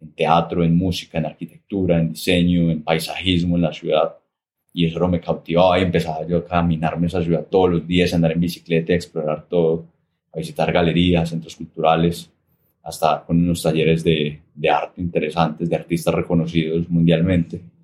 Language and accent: Spanish; Armenia, Quindío, Colombia; Yo nací en Armenia, Armenia Quindío, en 1988, ¿cierto? Eso todavía era un espacio muy rural en su mayoría. Y eso me permitió también crecer en un barrio residencial tradicional de Armenia